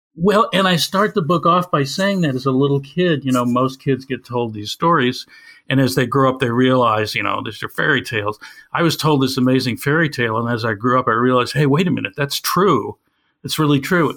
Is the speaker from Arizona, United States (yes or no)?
no; Evanston, Illinois, United States; my hometown of Evanston, Illinois